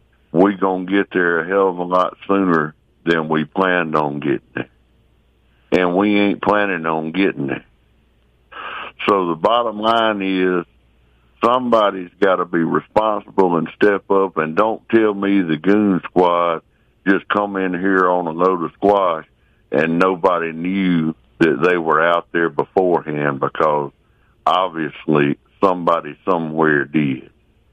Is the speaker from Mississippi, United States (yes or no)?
yes; Rankin County, Mississippi, United States; I'm from Rankin County. I live in Rankin County. Have my whole life.